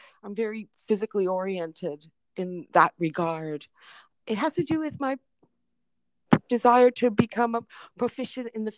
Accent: Canada; also born or lived in Detroit, Michigan, United States; when my twin sister and me were 3 months old, we were brought to Canada

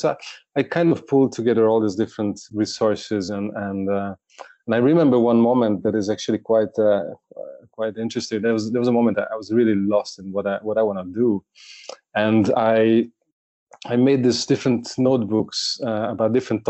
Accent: Budapest, Hungary; I was born and grew up in Budapest.

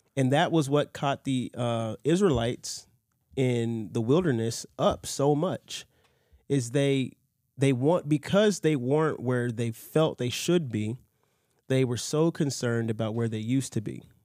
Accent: United States; I grew up in a Presbyterian church in America because of family

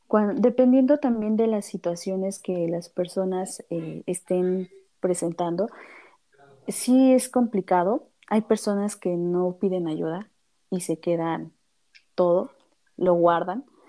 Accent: Mexico City, Mexico; yo soy de aquí, de la Ciudad de México

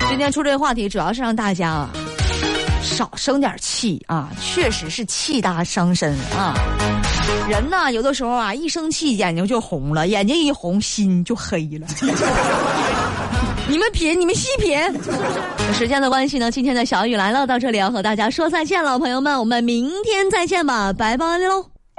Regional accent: Northeast China, China; accent: Northeastern; 听我这个口音这么重。确实是东北的啊

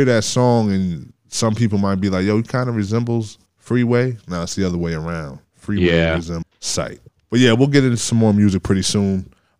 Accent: Norwalk, Connecticut, United States; also born or lived in St. Louis, Missouri; St. Louis, yeah. But I came here when I was 7 years old. So I consider myself, I'm from Norwalk.

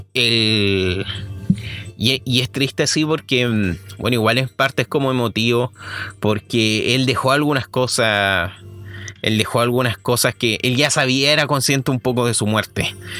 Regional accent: Chile; soy chileno

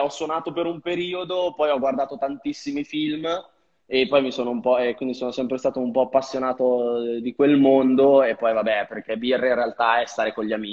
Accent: Vigevano, Lombardy, Italy; Allora, io vengo da una mm, piccola cittadina tra Pavia e Milano, sono di Vigevano, al di qua del Ticino, però infatti sono dentro a Pavia.

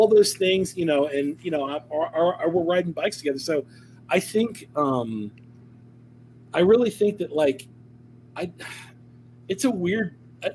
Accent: Ohio, United States; we're both from Ohio.

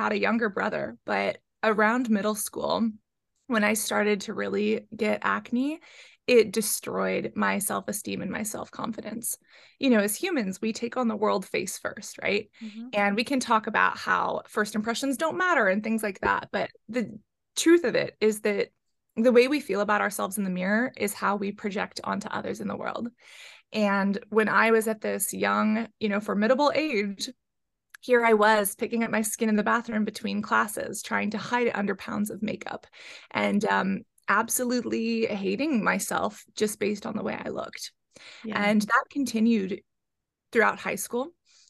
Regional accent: San Francisco, California, United States; growing up in San Francisco.

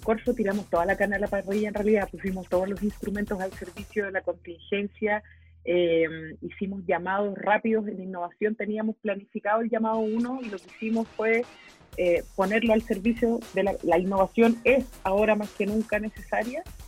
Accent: Chile; somos como chilenos

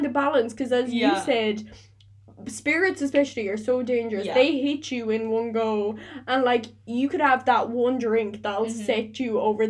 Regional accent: Clare, Munster, Ireland; also born or lived in Limerick; I'm from Clare, but I used to go out in Limerick because I went to school in Limerick.

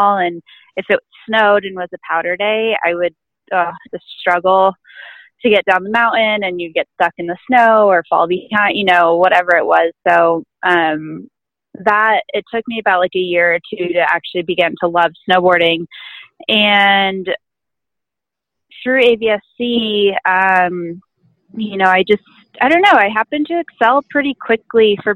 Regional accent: Aspen, Colorado, United States; I'm from Aspen, Colorado, and we have a really great ski and snowboard club here

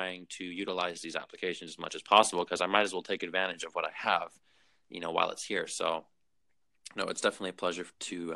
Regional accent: Vancouver, British Columbia, Canada; I'm from Vancouver.

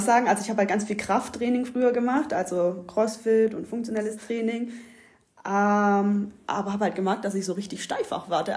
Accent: Ulm, Baden-Württemberg, Germany; moved away as an adult; also born or lived in Australia; now in Greece; Also ich bin hier in der Ulmer Gegend aufgewachsen, wie man unschwer hören kann

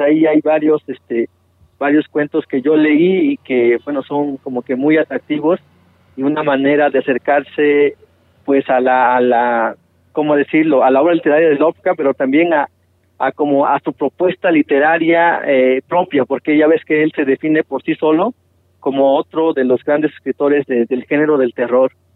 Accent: Montaña Baja, Guerrero, Mexico; los nahuas de, de, la comunidad ya de Atacador de la Montaña Baja de, Guerrero

